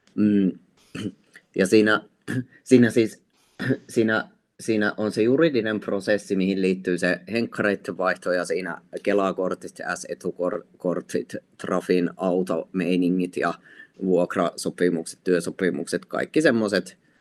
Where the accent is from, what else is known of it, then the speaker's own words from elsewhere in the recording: Lappeenranta, South Karelia, Finland; mä itse olen Lappeenrannasta kotoisin ja mä muistan silloin, kun mä olin lukiossa